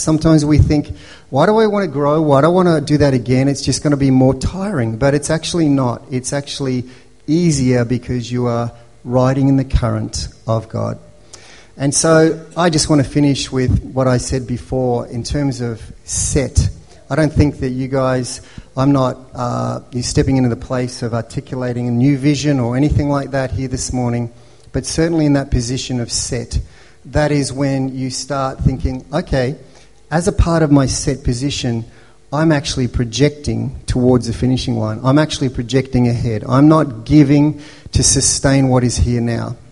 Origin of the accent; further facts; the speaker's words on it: Melbourne, Victoria, Australia; When I was growing up in Melbourne, um, as a, a white European family